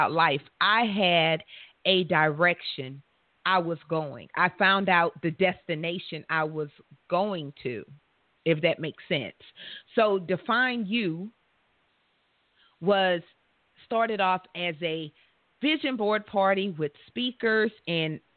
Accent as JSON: {"language": "English", "region": "Louisiana", "country": "United States", "tie": "born or raised there", "said": "right here in my home state where I'm all comfortable, Louisiana"}